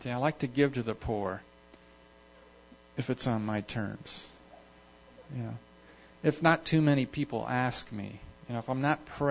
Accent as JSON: {"language": "English", "country": "United States", "also_born_or_lived": "Kenya", "said": "I'm from America"}